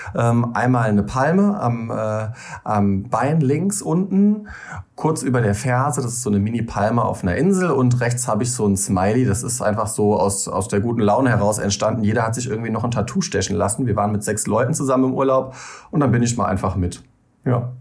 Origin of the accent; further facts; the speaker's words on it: Rhein-Lahn-Kreis, Rhineland-Palatinate, Germany; now in Koblenz, Germany; Ich komme eigentlich aus dem Rhein-Lahn-Kreis, aus einem kleinen Dorf und wohne aber mittlerweile seit über zehn Jahren in Koblenz.